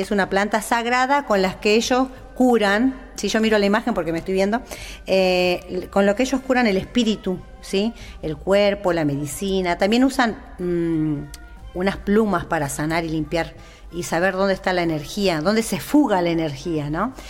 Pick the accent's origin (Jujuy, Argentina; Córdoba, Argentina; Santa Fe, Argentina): Jujuy, Argentina; Nosotros somos collas de Jujuy